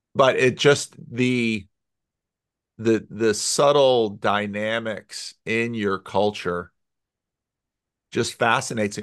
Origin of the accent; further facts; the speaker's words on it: United States; for me as an American